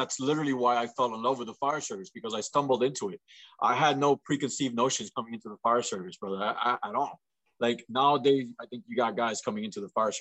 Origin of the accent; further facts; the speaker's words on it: Miami, Florida, United States; also born or lived in Franklin, Indiana; My hometown is Miami, Florida